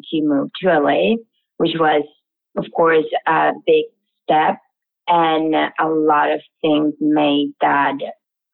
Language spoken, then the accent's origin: English; Venezuela; moved away; I'm from Venezuela.